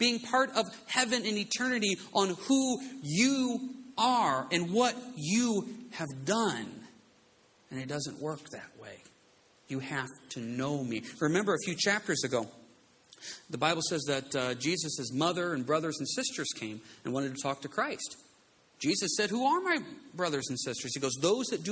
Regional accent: United States; We are an American society

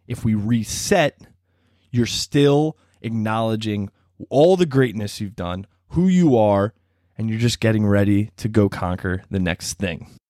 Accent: Baltimore, Maryland, United States; moved away as an adult; also born or lived in College Park; now in Washington, D.C., United States; I grew up in Baltimore.

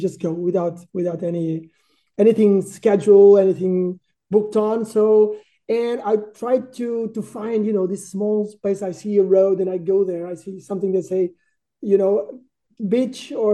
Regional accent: Portugal; born or raised there; also born or lived in Düsseldorf, Germany

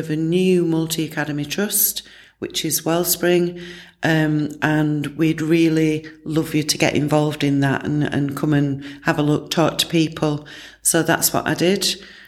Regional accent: Barnsley, Yorkshire and the Humber, United Kingdom; my hometown, which is Barnsley.

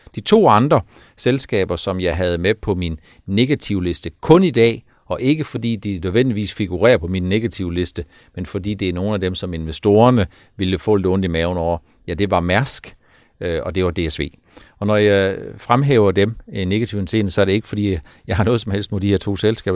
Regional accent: Denmark

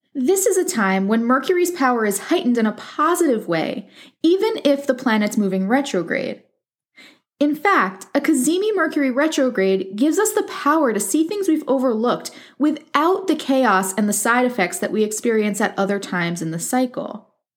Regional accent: near Passaic, New Jersey, United States; near Passaic, New Jersey, very close to my hometown

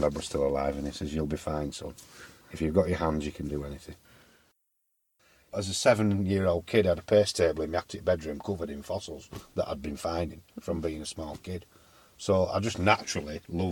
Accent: Addingham, Yorkshire and the Humber, United Kingdom; also born or lived in Leeds / Ilkley / Barnoldswick; I was born in Leeds. We lived in Addingham and Ilkley, mainly Addingham.

